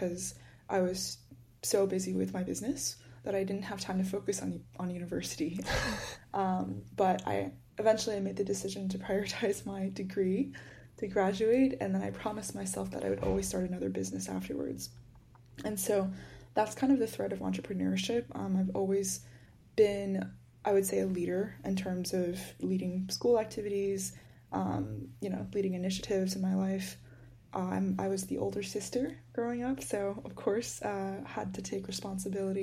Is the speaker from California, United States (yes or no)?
no; Georgia, United States; I grew up in Georgia for most of my life, and so kind of lived in the suburbs a lot